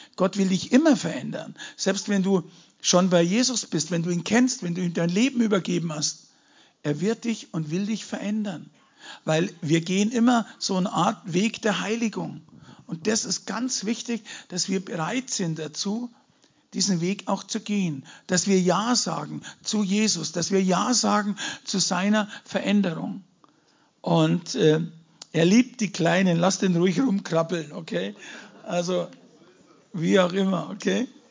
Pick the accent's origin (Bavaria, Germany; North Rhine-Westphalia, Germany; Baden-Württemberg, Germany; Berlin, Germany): Bavaria, Germany; Munich; ich bin ja kein Deutscher, ich komme aus München, okay, muss man dazu sagen. Ich bin Bayer